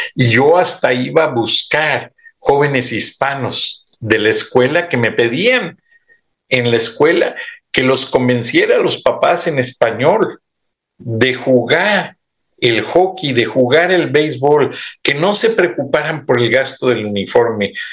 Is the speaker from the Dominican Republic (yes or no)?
no; Mexico; somos los mismos mexicanos, los de aquí y los de allá